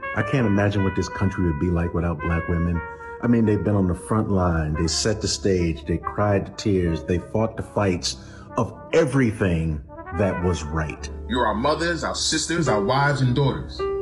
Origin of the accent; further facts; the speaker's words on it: New York City, New York, United States; I'm from the Bronx, so right. it was so multicultural